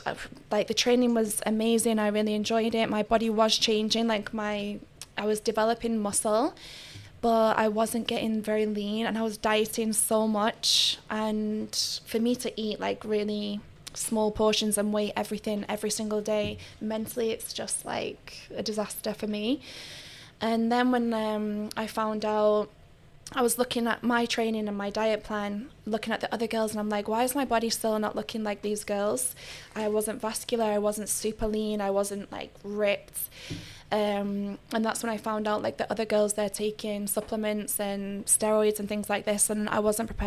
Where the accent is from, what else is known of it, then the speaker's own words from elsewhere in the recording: Manchester, North West England, United Kingdom; moved away as an adult; now in Dubai, United Arab Emirates; I'm from Manchester. And I came to Dubai because my dad made me